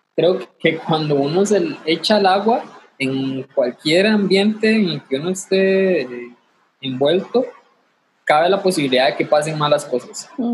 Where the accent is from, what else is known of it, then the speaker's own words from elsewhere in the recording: Limón, Costa Rica; soy, soy de Limón